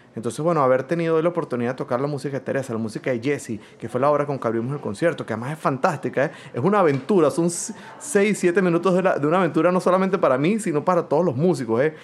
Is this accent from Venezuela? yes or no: yes; Venezuela; now in Philadelphia, United States; soy venezolano, director de orquestas